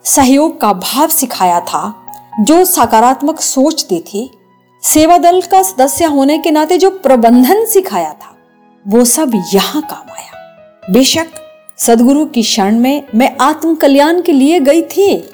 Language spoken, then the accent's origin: Hindi; our village near Manali, Himachal Pradesh, India; पर्यटन नगरी मनाली के समीप बसे हमारे गांव में